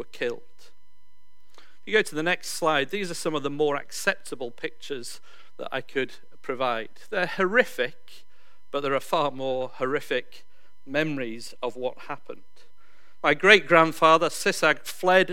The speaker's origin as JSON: {"language": "English", "region": "Yorkshire and the Humber", "country": "United Kingdom", "moved": "as an adult", "lives_now": "New Zealand", "said": "I come from Yorkshire in England."}